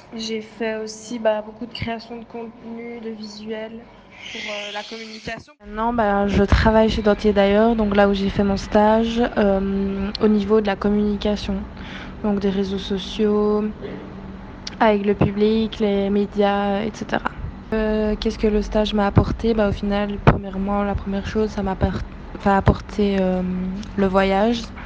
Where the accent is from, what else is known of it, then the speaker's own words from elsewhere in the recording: Belgium; je viens de Belgique